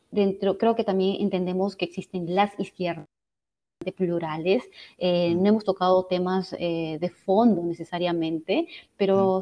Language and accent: Spanish; Barranca, Lima, Peru; moved away as an adult; now in Washington, D.C. area, United States; yo soy de Barranca y crecí en una época en la que Barranca era una provincia muy tranquila